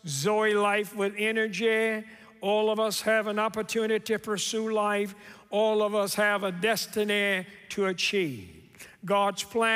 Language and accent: English; Memphis, Tennessee, United States; Growing up in Memphis, I am what you would call a very proud Memphian